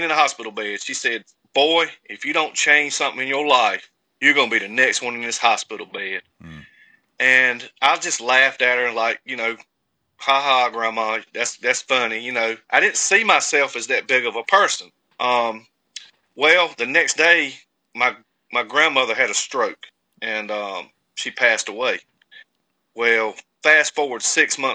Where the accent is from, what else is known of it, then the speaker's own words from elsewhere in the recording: Castalia, North Carolina, United States; also born or lived in Louisville, Kentucky; I'm from Eastern North Carolina in a little town called Castalia. It's population 300 and some change. Very small town. Everybody knows everyone. I've been there my whole life